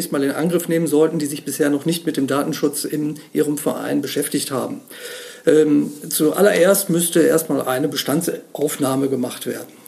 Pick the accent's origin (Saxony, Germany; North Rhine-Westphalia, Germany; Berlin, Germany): North Rhine-Westphalia, Germany; Bonn; ich komme aus Bonn, bin im Hauptberuf Rechtsanwalt